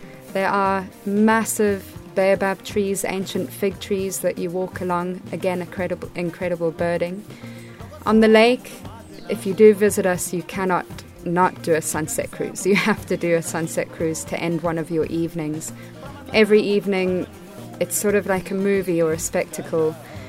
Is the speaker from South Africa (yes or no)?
yes; South Africa; also born or lived in Botswana; now in Malawi; As you know, I'm from South Africa and Botswana